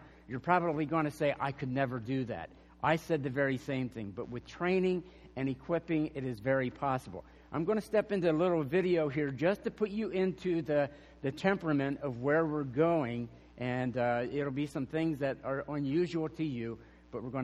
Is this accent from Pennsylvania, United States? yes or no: yes; York County, Pennsylvania, United States; moved away as an adult; now in Arizona, United States; we're originally from York. We both grew up in York County